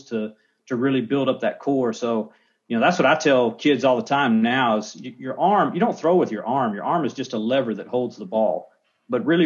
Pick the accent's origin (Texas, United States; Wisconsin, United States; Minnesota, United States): Texas, United States; I grew up in Texas